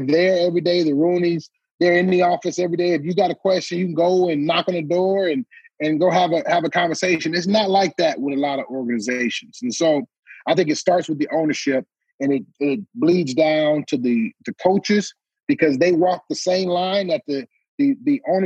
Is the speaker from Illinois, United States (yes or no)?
no; Detroit, Michigan, United States; we were in Detroit, my hometown